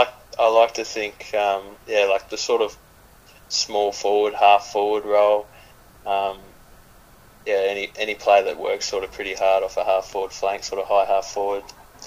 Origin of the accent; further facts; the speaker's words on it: Ballarat, Victoria, Australia; I grew up mainly in Ballarat